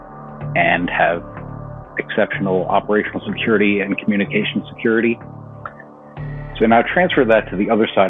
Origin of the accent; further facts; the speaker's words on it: just outside New York City, United States; moved away; I'm from New York originally. So not only did they hit our country, but they hit the city I grew up just outside